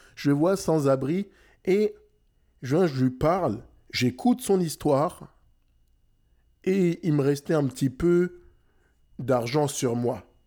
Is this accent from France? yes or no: yes; France; now in Montreal, Canada; je suis né en France, j'ai grandi en France. Mes parents sont sénégalais